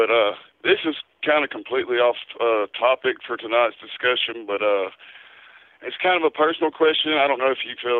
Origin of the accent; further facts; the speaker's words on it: Dallas, Georgia, United States; also born or lived in Atlanta, Georgia; now in West Virginia, United States; I was actually born in Atlanta, and I was raised in Dallas, Georgia, you know, Paulding County.